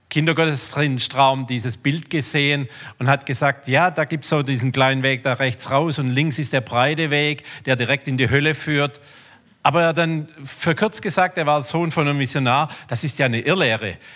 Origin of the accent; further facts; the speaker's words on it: Rudersberg, Baden-Württemberg, Germany; Ich komme also aus Rudersberg. Ähm, ich bin groß geworden in einem Glaubenssystem.